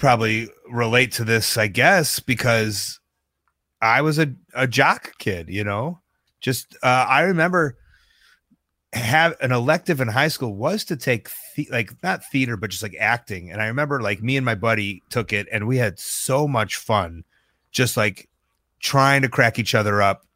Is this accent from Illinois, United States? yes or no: yes; Deerfield, Illinois, United States; I grew up in Deerfield, home of the Birdo Center